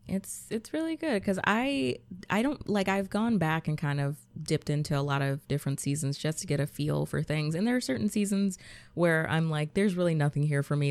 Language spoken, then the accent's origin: English; Georgia, United States; I'm from Georgia, so snow wasn't something that we really get